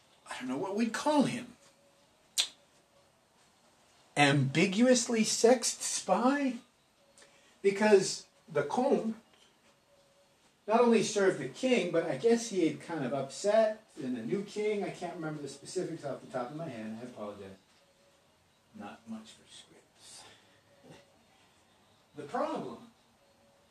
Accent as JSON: {"language": "English", "country": "Canada", "said": "We're all Canadian"}